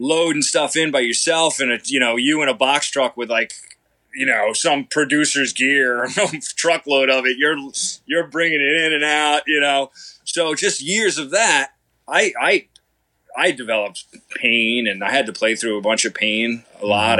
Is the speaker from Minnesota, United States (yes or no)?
no; Long Island, New York, United States; moved away as an adult; also born or lived in Los Angeles; I grew up here in Long Island, on the eastern end of Long Island, until I was 18. Then I moved